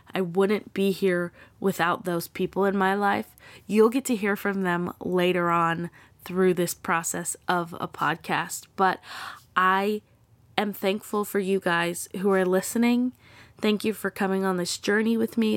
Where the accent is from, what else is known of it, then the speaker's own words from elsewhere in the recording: Texas, United States; I'm from Texas. I am very proud to be from Texas.